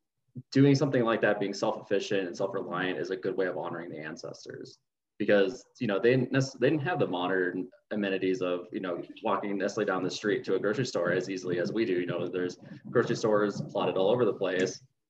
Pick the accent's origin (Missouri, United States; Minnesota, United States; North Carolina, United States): Minnesota, United States; now in New Mexico, United States; especially where I grew up in Minnesota. Most of my family came from farming